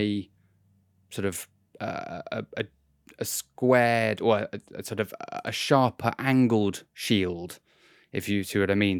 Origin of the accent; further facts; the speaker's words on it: United Kingdom; as a British person